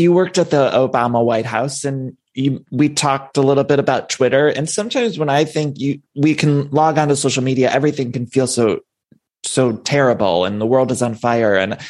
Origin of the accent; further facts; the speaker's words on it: Ohio, United States; I'm gay, and you know, but I do think I'm from Ohio too